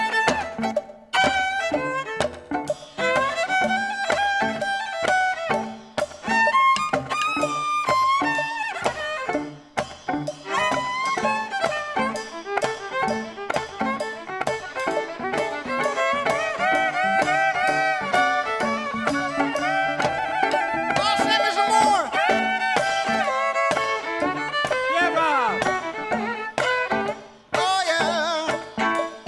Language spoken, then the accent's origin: English; Chicago, Illinois, United States; moved away; also born or lived in Midwest; I'm originally from Chicago